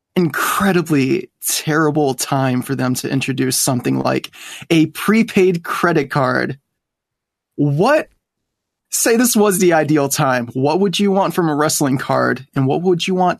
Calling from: Michigan, United States; I am calling from Michigan.

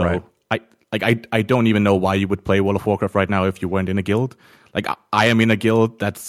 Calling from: Denmark; I'm calling from Denmark.

